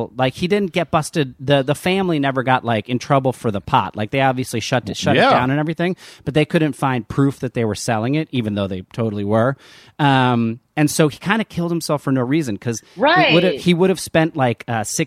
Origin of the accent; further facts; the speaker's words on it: New Jersey, United States; I grew up in New Jersey